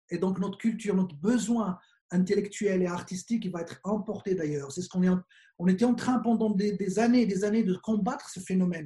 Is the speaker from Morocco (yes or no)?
yes; Morocco; on est juste des Marocains